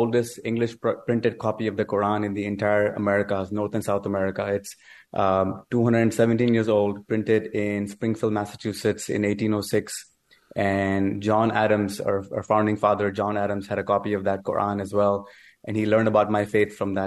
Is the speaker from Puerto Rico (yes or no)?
no; Pakistan; moved away as an adult; now in United States; I was born in Pakistan and moved to United States when I was 19 years old